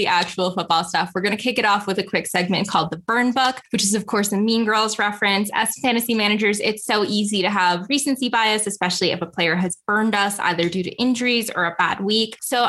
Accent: Rhode Island, United States; I grew up in Rhode Island

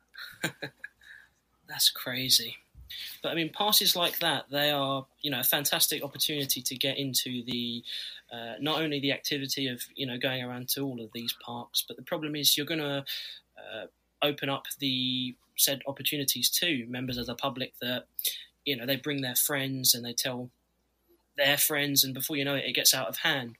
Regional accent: Scotland, United Kingdom; also born or lived in Florida, United States; I'll be back in Scotland.

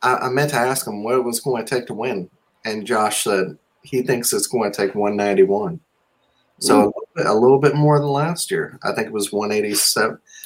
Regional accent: Mississippi, United States; I'm from Mississippi

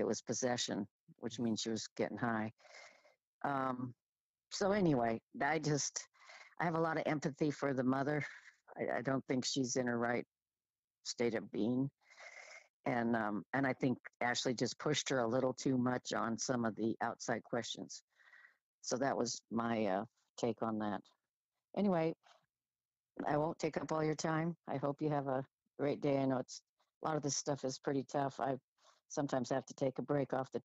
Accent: Washington, United States; I'm from Washington

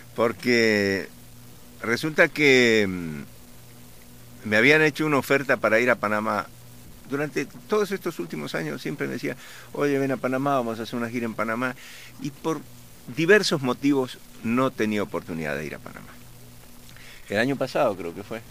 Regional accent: Argentina; accent: Argentine; moved away as an adult; also born or lived in Colombia; hablo como argentino

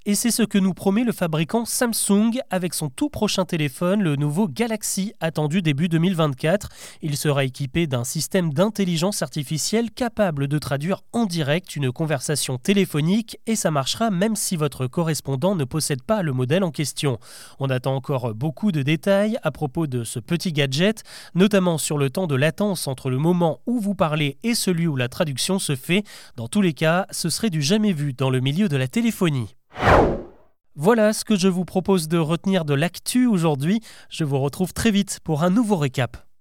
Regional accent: France; Chez nous, en France

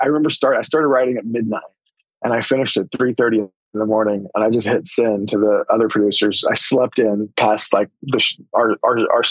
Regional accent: Holdenville, Oklahoma, United States; my hometown, Holdenville

